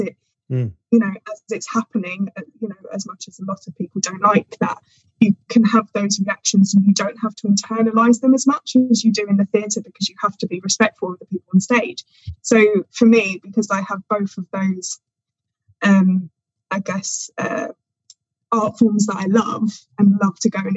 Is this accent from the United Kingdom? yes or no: yes; England, United Kingdom; as an English person